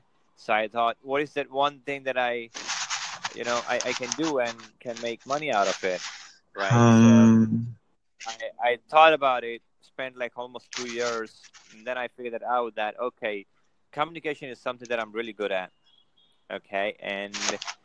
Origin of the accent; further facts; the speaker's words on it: India; Yeah, I'm an Indian. I'm an Indian. The born and brought up in India